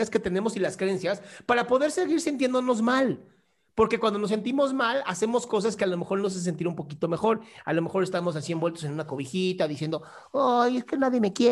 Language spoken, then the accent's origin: Spanish; Tabasco, Mexico; Soy de Tabasco.